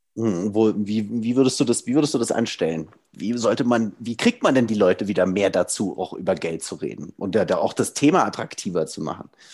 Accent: Germany; bei uns in Deutschland

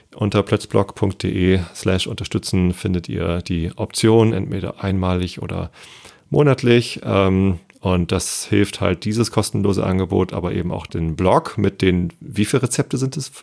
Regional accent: Hamburg, Germany; ich als Hamburger

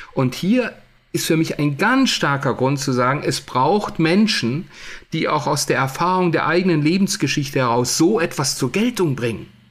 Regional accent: Germany; bei uns in Deutschland

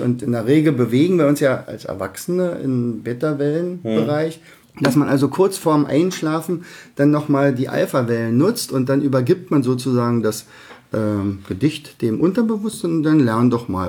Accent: Berlin, Germany; accent: Berliner Dialekt; wir beide sind ja diejenigen, die unseren Berliner Dialekt nicht verleugnen können

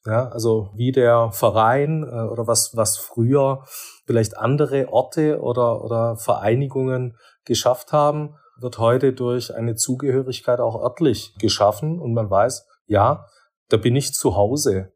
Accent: Swabia, Baden-Württemberg, Germany; bin ja doch Schwabe

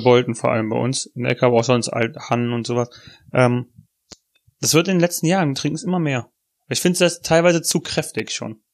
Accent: Germany; Als Deutscher

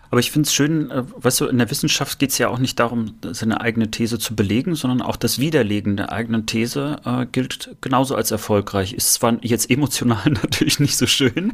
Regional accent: Rostock, Mecklenburg-Vorpommern, Germany; bei uns in Rostock waren auch dänische Sender auch zu hören

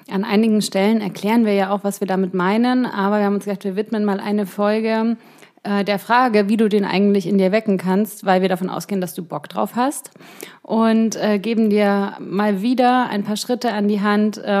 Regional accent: Ingolstadt, Bavaria, Germany; born or raised there; moved away

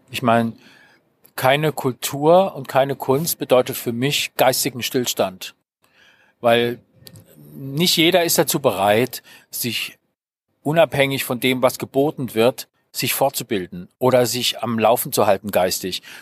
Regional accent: Mannheim, Baden-Württemberg, Germany; Ursprünglich stamme ich aus Mannheim

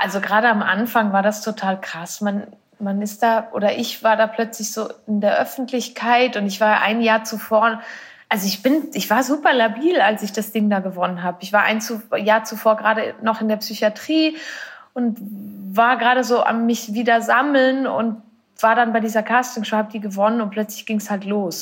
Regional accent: Switzerland; Ich bin aus der Schweiz. Ich wohne dort auch immer noch.

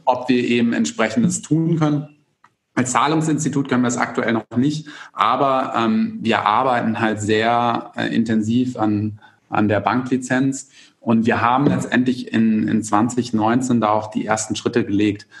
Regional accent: Germany; bei uns in Deutschland

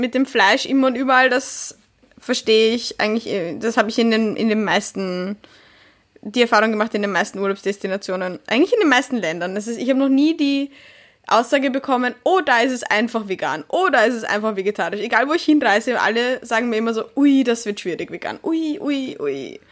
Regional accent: Vienna, Austria; als Wienerin

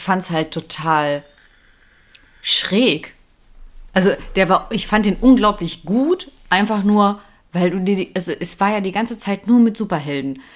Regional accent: Germany; wir Deutschen

